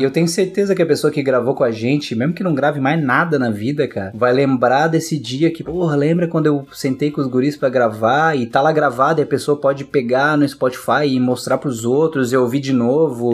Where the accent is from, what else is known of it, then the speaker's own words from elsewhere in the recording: Curitiba, Paraná, Brazil; now in Florianópolis, Brazil; Eu também sou de Curitiba